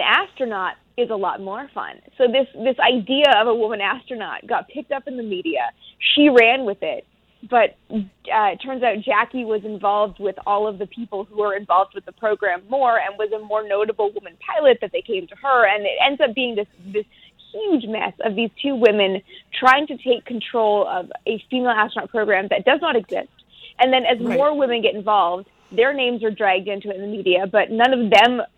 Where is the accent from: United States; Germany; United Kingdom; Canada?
Canada; I'm from Canada